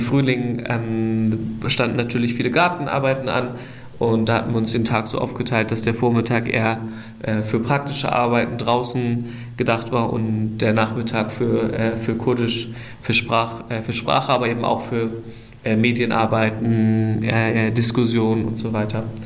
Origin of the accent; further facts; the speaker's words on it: Germany; moved away as an adult; now in Rojava, Syria; ich bin eigentlich ursprünglich aus Deutschland